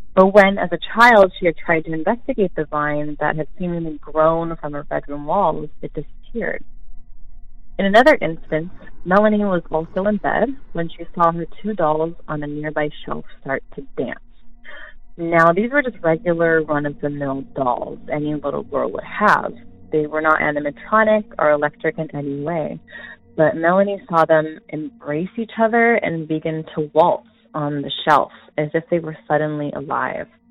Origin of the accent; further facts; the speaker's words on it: Southern California, United States; I'm from Southern California